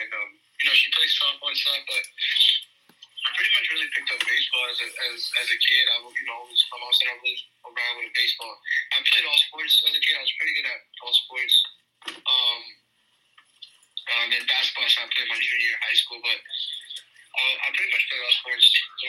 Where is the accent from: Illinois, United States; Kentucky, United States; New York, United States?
New York, United States; as a kid who was born and raised in New York, but speaks two languages, you know, have Hispanic parents